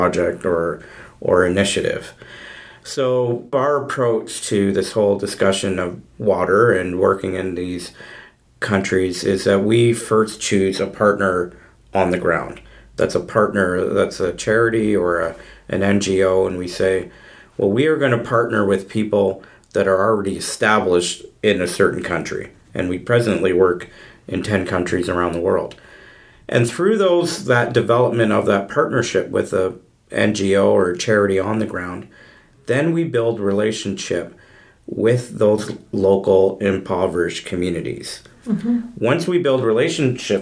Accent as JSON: {"language": "English", "town": "Mississauga", "region": "Ontario", "country": "Canada", "tie": "born or raised there", "said": "I grew up in Mississauga in Ontario"}